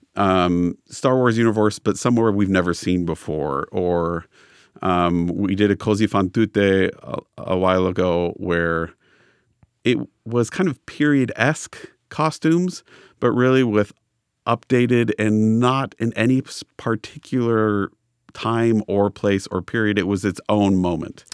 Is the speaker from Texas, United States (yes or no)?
no; Los Angeles, California, United States; I grew up in Los Angeles